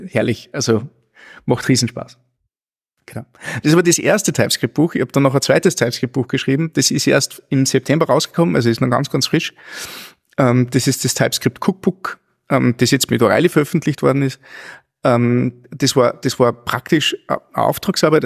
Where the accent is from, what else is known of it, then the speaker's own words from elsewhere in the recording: near Linz, Upper Austria, Austria; ich komme aus der Nähe, Nähe von Linz